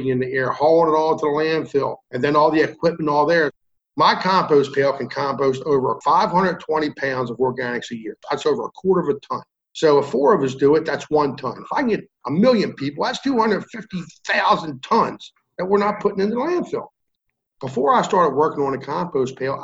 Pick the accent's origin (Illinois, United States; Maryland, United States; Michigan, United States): Maryland, United States; I'm from Maryland.